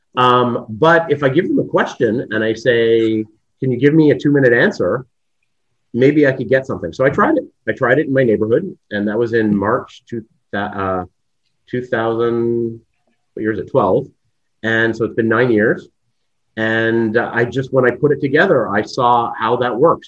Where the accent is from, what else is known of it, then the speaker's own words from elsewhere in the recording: Canada; moved away as an adult; now in Israel; I'm Canadian